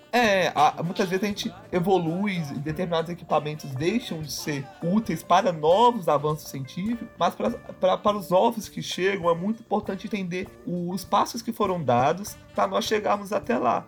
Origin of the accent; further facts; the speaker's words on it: Brazil; a nossa realidade como brasileiros